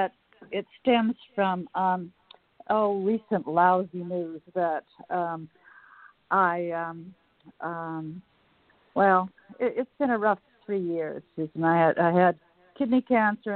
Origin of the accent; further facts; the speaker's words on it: Calgary, Alberta, Canada; now in Washington, D.C., United States; I'm from Calgary, although I'm now in Washington, D.C., but I grew up in those mountains